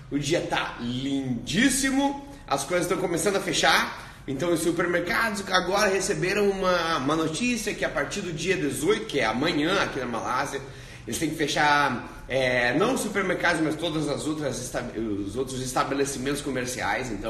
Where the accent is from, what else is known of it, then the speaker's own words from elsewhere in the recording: South Region, Brazil; now in Australia; É, eu sou do sul do Brasil, mas está tá morando na Austrália.